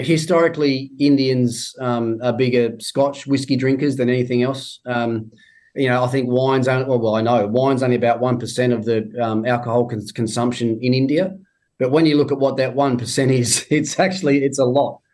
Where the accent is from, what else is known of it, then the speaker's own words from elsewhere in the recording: Tasmania, Australia; moved away; even in my home state, I go down to Tassie